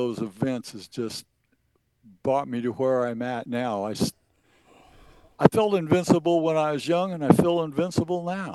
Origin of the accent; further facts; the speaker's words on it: Eastern Oregon, United States; growing up in Eastern Oregon